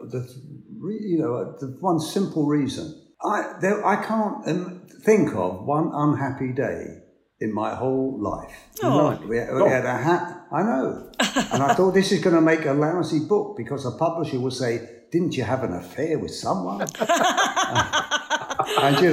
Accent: London, United Kingdom; I'm from Hackney

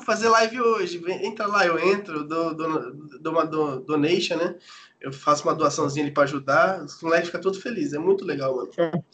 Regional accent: São Paulo, Brazil; now in Japan; eu sou de São Paulo, né, mano? Então tem uma gíria paulista

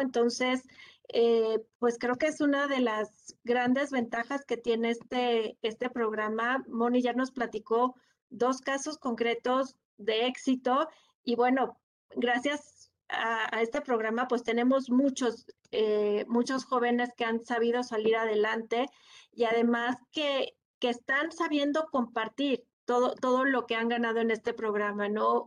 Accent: Mexico; todos como mexicanos

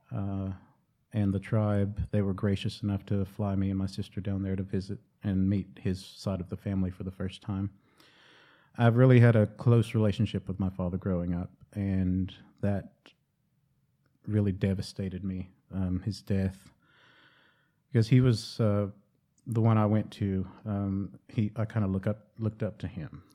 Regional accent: Cherokee, North Carolina, United States; growing up in Cherokee

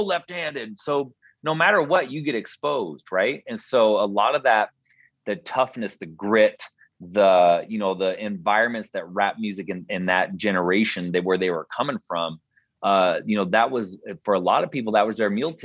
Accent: Portland, Oregon, United States; now in Spokane, United States; where we grew up in North Portland, was a really, really diverse neighborhood

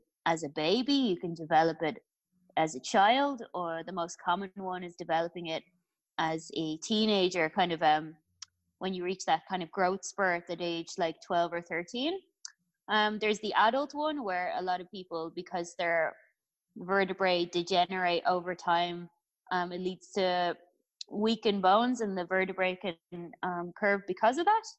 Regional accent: Ireland; I'm from Ireland

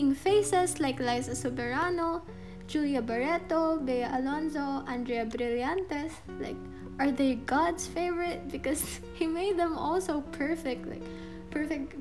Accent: Philippines; being a Filipino

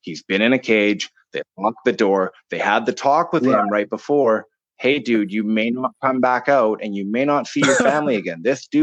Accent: Campbell River, British Columbia, Canada; also born or lived in Vancouver; now in Blind Bay, Canada; I was born and raised in Campbell River.

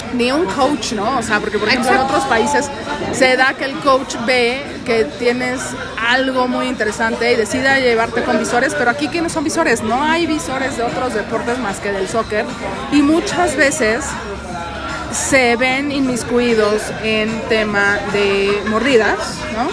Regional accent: Mexico; Aquí en México

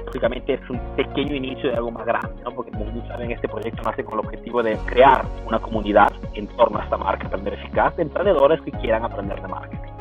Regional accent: Peru; yo soy peruano

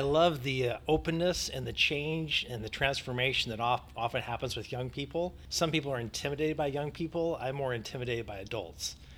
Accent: United States; also born or lived in Northern California; I'm from the United States

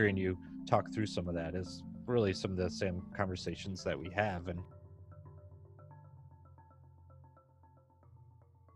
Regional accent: Michigan, United States; I was from Michigan. We're in Michigan

